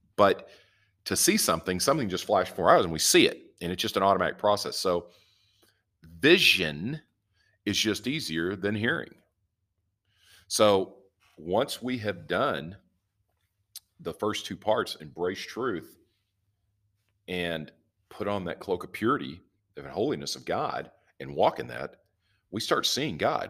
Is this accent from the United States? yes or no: yes; the South, United States; I'm from the South